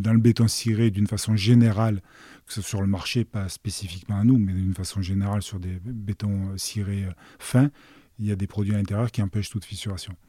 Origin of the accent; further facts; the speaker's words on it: Marseille, Provence-Alpes-Côte d'Azur, France; je suis né à Marseille et j'ai jamais quitté la région